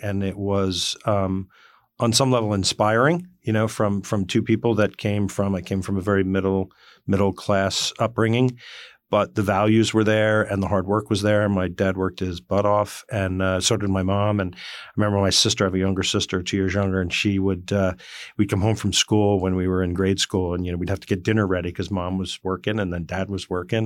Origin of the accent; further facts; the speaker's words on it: Morris County, northwestern New Jersey, United States; I grew up in northwestern New Jersey in Morris County